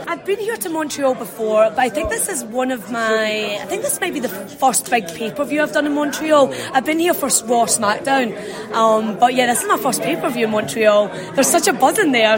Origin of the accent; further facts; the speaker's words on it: Scotland, United Kingdom; moved away as an adult; now in Florida, United States; I'm from Scotland